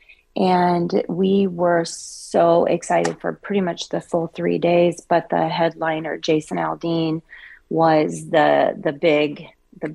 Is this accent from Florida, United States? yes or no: no; Coeur d'Alene, Idaho, United States; moved away; I'm actually originally from Coeur d'Alene, Idaho